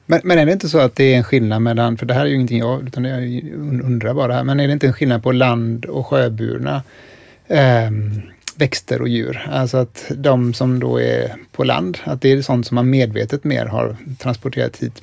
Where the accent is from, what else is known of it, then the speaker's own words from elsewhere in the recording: Billdal, Västra Götaland, Sweden; jag växte upp i Billdal i ett villakvarter